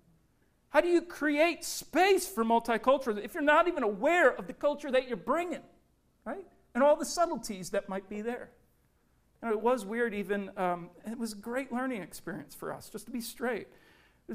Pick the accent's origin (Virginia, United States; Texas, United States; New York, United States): Virginia, United States; Richmond; moved away; I spent about 7-8 years growing up in Richmond, Virginia